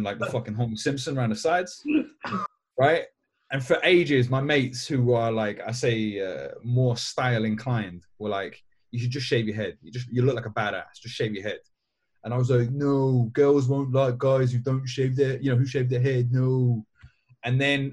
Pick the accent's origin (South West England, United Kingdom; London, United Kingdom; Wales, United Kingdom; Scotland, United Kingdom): London, United Kingdom; I know it doesn't really seem from my accent because I grew up in East London, but all my family's from Galway